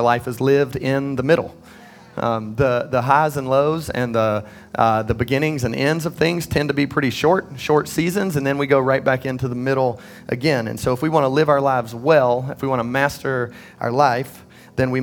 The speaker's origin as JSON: {"language": "English", "town": "Midland", "region": "North Carolina", "country": "United States", "tie": "born or raised there", "said": "I grew up in Midland. I don't know if y'all know where that is. It's the southern part of Cabarrus County"}